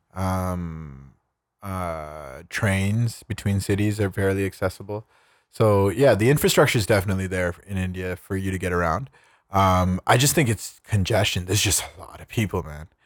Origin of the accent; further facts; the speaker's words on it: Canada; I'm Canadian